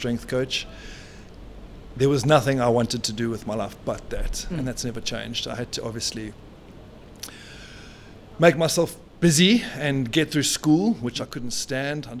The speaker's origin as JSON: {"language": "English", "country": "South Africa", "said": "As a South African"}